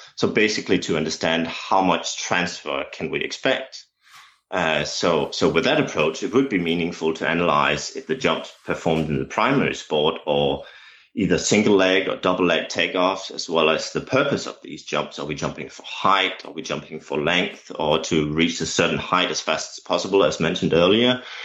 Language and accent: English; Denmark; English is a second language; as my accent has probably already revealed, um, English is not my native tongue. Uh, I'm a Danish coach.